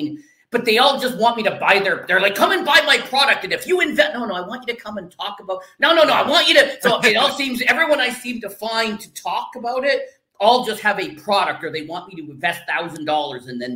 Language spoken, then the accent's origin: English; Canada; I'm Canadian